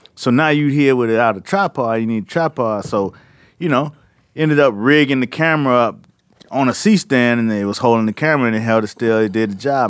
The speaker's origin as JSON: {"language": "English", "town": "Miami", "region": "Florida", "country": "United States", "said": "I'm from Miami"}